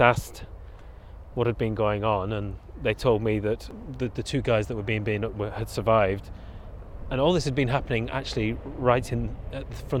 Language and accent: English; Bolton, North West England, United Kingdom; moved away as an adult; also born or lived in Brussels, Belgium / Slovakia / Grenoble, France; now in London, United Kingdom; my hometown, Bolton